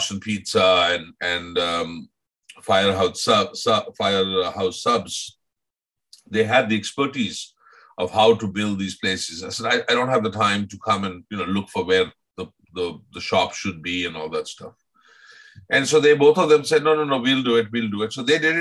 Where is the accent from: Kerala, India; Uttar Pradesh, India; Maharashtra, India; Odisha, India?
Maharashtra, India; Mumbai; moved away; I grew up in Bombay